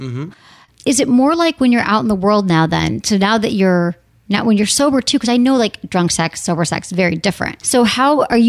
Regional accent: Midwest, United States; Like, I mean, I'm from the Midwest.

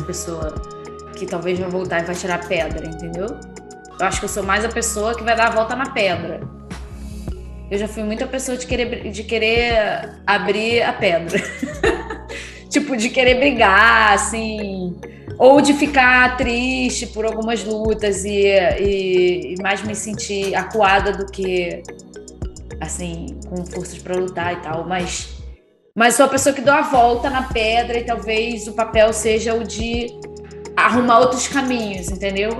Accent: Rio de Janeiro, Brazil; eu sou do Rio.

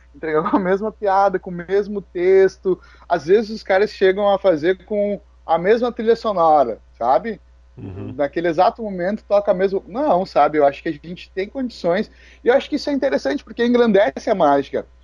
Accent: Alvorada, Rio Grande do Sul, Brazil; eu sou de Alvorada, eu vim numa, numa comunidade carente

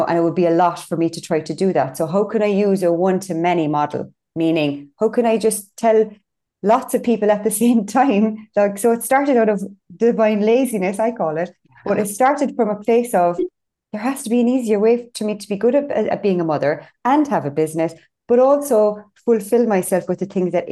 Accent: Cork, Munster, Ireland; I'm from Cork.

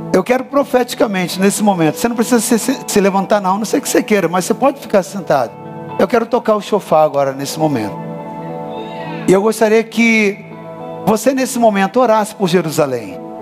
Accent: Brazil; Nós, como brasileiros

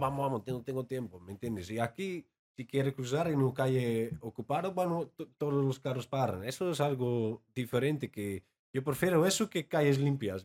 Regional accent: Amsterdam, North Holland, Netherlands; Spanish is a second language; moved away as an adult; also born or lived in London; now in Tijuana, Mexico; soy holandés eh, de, Ámsterdam y hablo holandés o neerlandés, todo igual

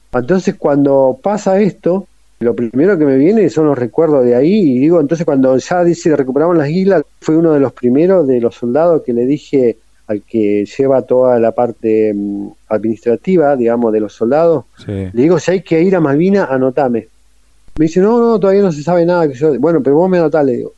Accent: San Carlos de Bariloche, Río Negro, Argentina; Soy de Bariloche, pero me tocó el servicio militar en Río Gallego en la Fuerza Aérea

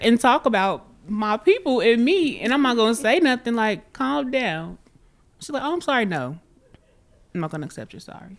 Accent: Chicago, Illinois, United States; I'm from Chicago

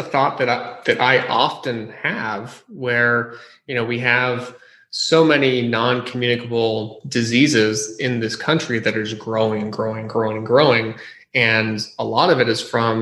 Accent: San Jose, California, United States; also born or lived in New York City; I grew up in San Jose

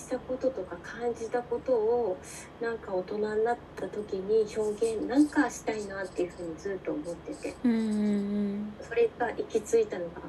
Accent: Hokkaido, Japan

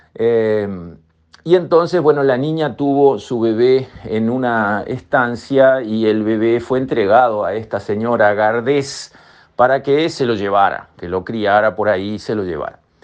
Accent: Uruguay; a todo el Uruguay le hace bien ir a rescatar nuestros valores culturales

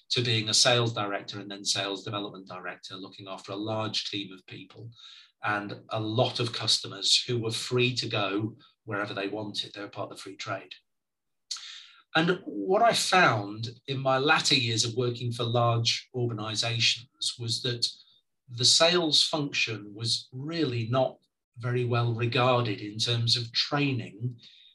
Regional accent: Preston, North West England, United Kingdom; I was born and brought up in Preston in Lancashire

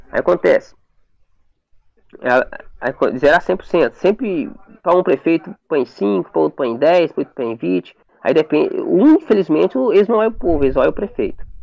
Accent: Brazil; Eu sou do Morro da Antena

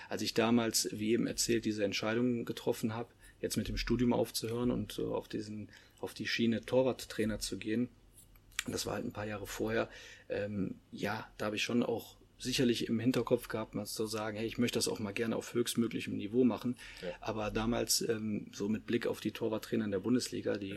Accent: Leverkusen, North Rhine-Westphalia, Germany; Ich selber, ich komme ja auch aus der Stadt, komme aus Leverkusen

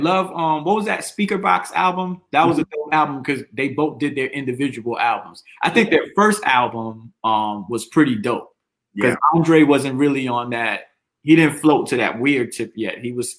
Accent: New York, United States; I'm from New York

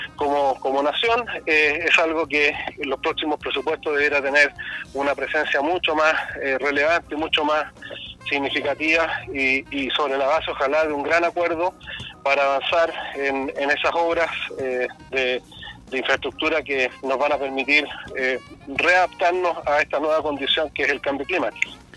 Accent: Chile; como chileno

